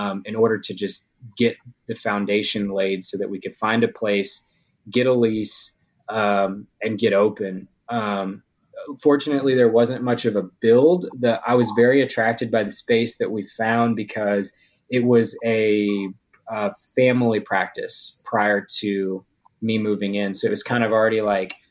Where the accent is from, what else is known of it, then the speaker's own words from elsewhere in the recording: Louisiana, United States; it is my hometown, so I had some connections from high school